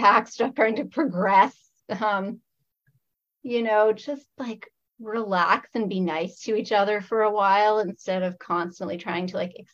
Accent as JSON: {"language": "English", "area": "Niagara Fruit Belt", "region": "Ontario", "country": "Canada", "tie": "born or raised there", "lives_now": "Windsor, Canada", "said": "I grew up in the Niagara Fruit Belt."}